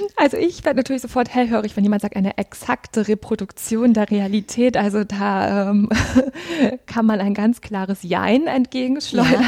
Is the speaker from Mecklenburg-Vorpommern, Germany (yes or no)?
yes; Rostock, Mecklenburg-Vorpommern, Germany; moved away as an adult; also born or lived in Greifswald / Berlin; now in Münster, Germany; Ich bin in Rostock geboren worden und habe dann in Greifswald und dann in Berlin Kunst und Bildgeschichte studiert.